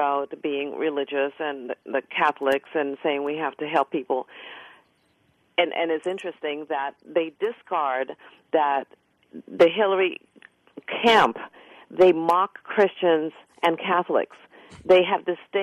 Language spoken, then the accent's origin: English; Trinidad & Tobago; now in United States; I'm an immigrant. My parents came to this country. I was born in Trinidad, West Indies, and my parents migrated to this country for the opportunities it offered